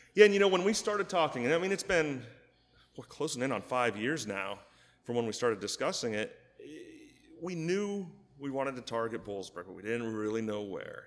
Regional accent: State College, Pennsylvania, United States; I was born and raised in State College. Went to State High, of course.

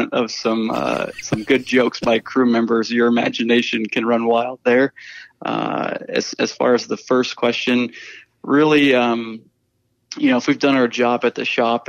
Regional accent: Iowa, United States; moved away as an adult; also born or lived in North Carolina; I grew up in Iowa

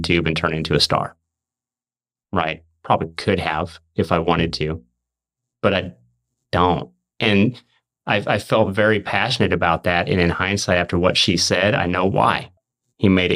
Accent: Missouri, United States; I'm from Missouri

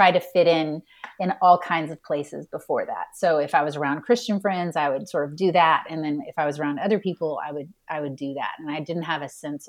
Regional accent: Houston, Texas, United States; I grew up in Houston, Texas

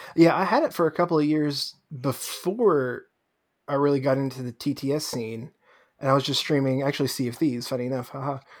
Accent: New York, United States; moved away; I'm from New York originally

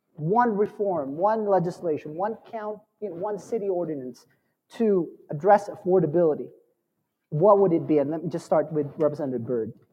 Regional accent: Arizona, United States; now in Denver, United States; I'm from Arizona

